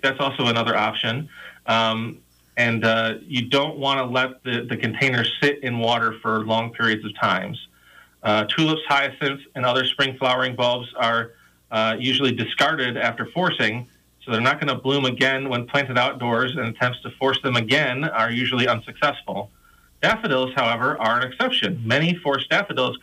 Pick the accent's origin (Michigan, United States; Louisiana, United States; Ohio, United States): Michigan, United States; now in Iowa, United States; I grew up in Michigan on the coast of Lake Michigan